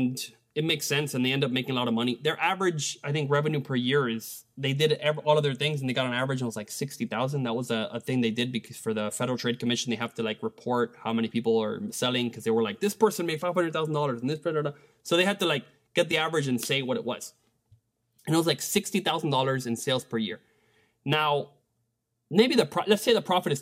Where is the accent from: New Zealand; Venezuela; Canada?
Venezuela; now in United States; Venezuela, my home country